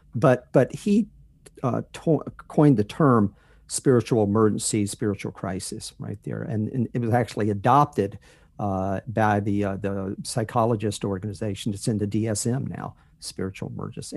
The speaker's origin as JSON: {"language": "English", "region": "North Carolina", "country": "United States", "tie": "born or raised there", "moved": "as an adult", "said": "That's where I grew up in North Carolina"}